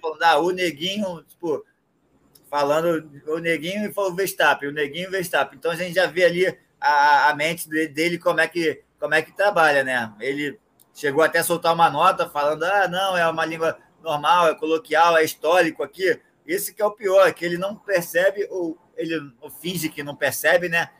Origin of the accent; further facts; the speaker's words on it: Brazil; como um bom brasileiro aqui